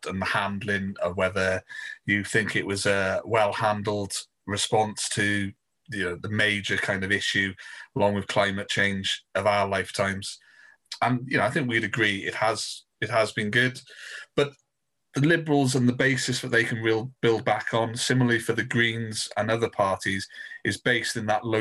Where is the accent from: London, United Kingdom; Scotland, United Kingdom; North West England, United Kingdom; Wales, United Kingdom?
Wales, United Kingdom; Brecon and Radnorshire; From growing up in Brecon and Radnor